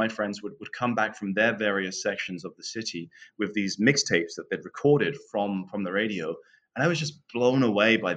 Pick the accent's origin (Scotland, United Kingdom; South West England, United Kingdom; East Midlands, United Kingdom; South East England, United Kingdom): East Midlands, United Kingdom; Northamptonshire; moved away as an adult; I was born just outside of London in the county of Northamptonshire and spent the first 23 years of my life